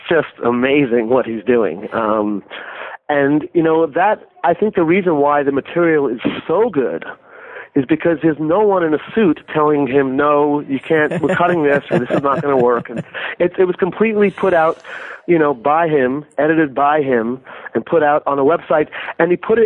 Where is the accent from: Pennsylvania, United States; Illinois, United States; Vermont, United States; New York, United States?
New York, United States; now in Boston, United States; I'm a New Yorker